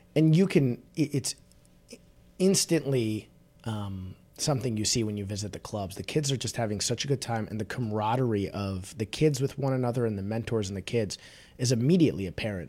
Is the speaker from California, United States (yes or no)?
no; Chicago, Illinois, United States; I'm a born and raised in Chicago guy